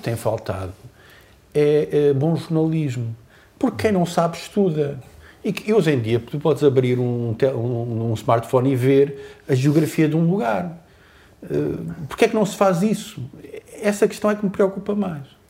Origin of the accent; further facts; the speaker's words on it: Azores, Portugal; nós, açorianos